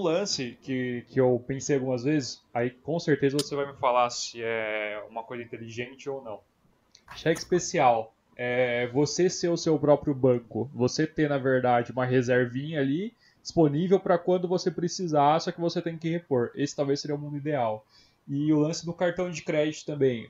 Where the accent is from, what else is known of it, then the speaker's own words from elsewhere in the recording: Brazil; Eu sou brasileiro